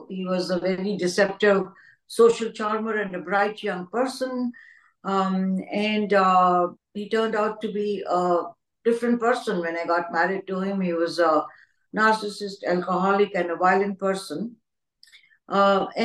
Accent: New Delhi, Delhi, India; I have been born and brought up in New Delhi, India

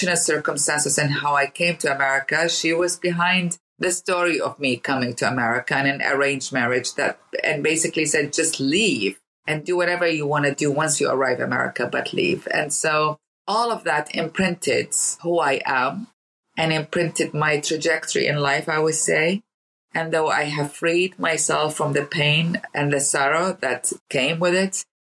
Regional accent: Baghdad, Baghdad Governorate, Iraq; born or raised there; now in United States

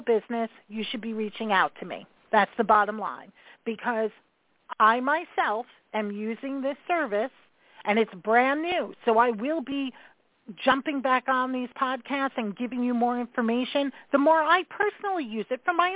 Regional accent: New York, United States; I am that New Yorker

